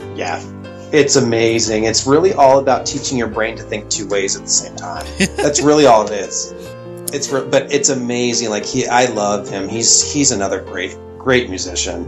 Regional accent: Cleveland, Ohio, United States; I'm from Ohio. I'm originally from Cleveland, Ohio

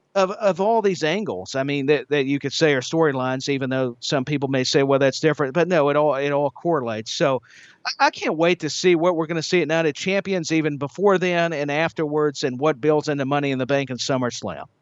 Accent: Tennessee, United States; Knoxville, Tennessee, right here in my home state

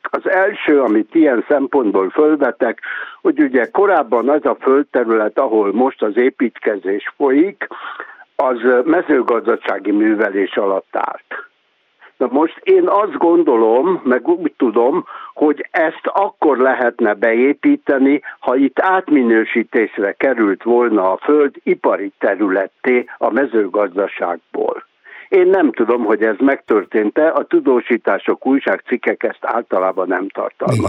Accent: Budapest, Hungary; Én egy budapesti ember vagyok

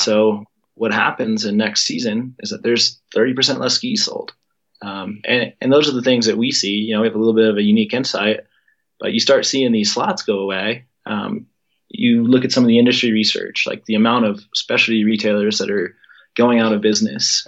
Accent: Colorado, United States; growing up in Colorado

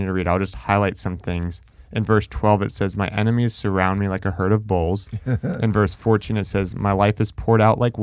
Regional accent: Orlando, Florida, United States; I was in Orlando

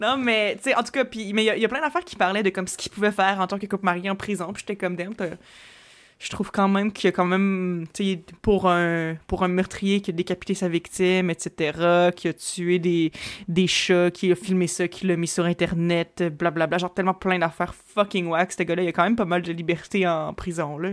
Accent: Quebec City, Quebec, Canada; also born or lived in Montreal; je viens de Québec

